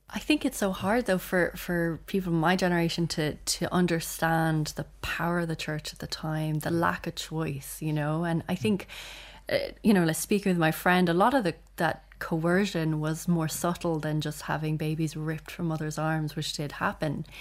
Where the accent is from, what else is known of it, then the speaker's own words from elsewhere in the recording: Ireland; we're also, like, proud to be Irish